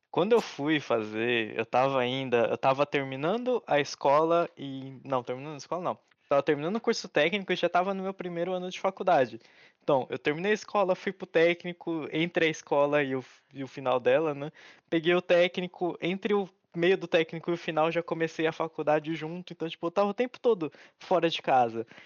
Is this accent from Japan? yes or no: yes; Japan; born there; porque eu nasci no Japão, né? Eu tenho que andar com a pasta de documentos para comprovar que eu não sou daqui.